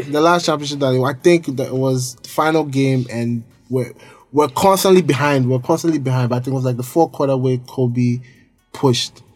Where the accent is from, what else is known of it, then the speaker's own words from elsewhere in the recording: Ghana; we're all Ghanaian